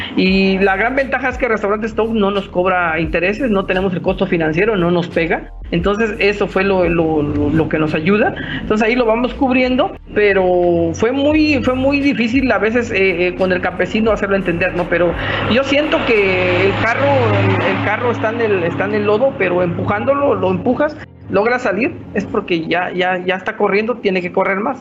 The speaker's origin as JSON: {"language": "Spanish", "country": "Mexico", "said": "somos mexicanos"}